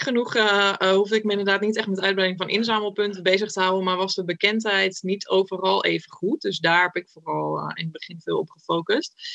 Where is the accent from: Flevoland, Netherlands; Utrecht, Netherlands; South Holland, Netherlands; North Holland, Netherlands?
Utrecht, Netherlands; ik kom uit Utrecht